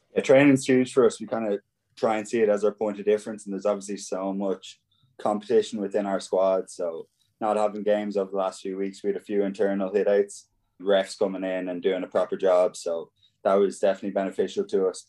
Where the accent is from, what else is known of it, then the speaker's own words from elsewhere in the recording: Ballina, Connacht, Ireland; my hometown in Ballina